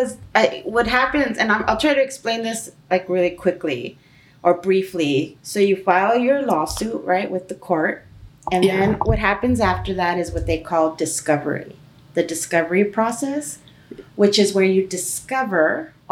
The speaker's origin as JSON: {"language": "English", "town": "Los Angeles", "region": "California", "country": "United States", "said": "I'm from East"}